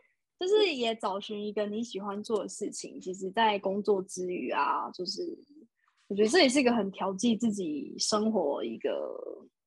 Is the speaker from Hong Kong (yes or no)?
no; Taiwan; moved away; 回我的老家园林，然后也是那种很偏远的地方，非常大自然这样。